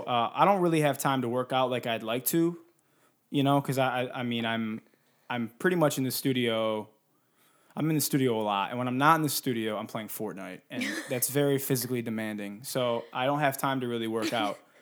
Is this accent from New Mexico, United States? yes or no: no; Detroit, Michigan, United States; now in California, United States; I'm from Detroit, and so I'm used to, like, snow, thunderstorms, an occasional tornado warning.